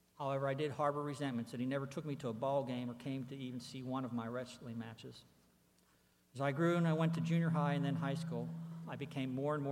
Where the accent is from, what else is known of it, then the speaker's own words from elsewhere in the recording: Pittsburgh, Pennsylvania, United States; I was born and raised in Pittsburgh, Pennsylvania